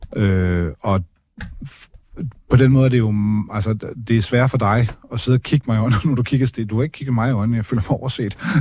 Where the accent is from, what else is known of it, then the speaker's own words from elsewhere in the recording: Denmark; jeg som dansker, hvid, opvokset i Danmark